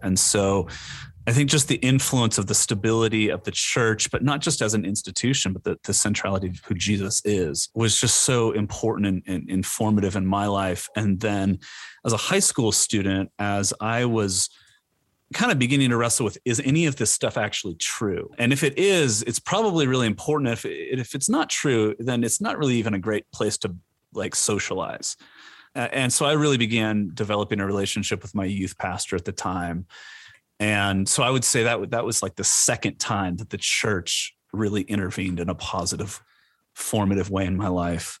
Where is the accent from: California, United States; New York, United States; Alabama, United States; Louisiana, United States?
California, United States; Orange County; moved away; also born or lived in Edinburgh, Scotland; I born and raised in Orange County